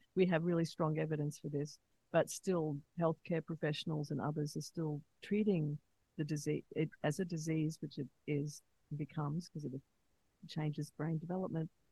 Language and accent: English; Australia; moved away; also born or lived in United States; living in America, because I'm from Australia originally